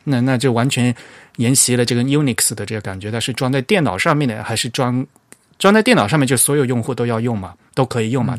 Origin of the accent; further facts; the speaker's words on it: Fujian, China; 我虽然我也是，嗯，出生在大陆的，但是我是福建人